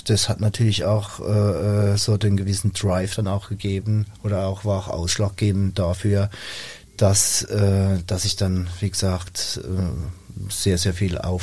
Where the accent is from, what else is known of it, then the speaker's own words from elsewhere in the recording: Rhineland-Palatinate, Germany; für mich als Junger, als Pfälzer Junger, sag ich mal vom Dorf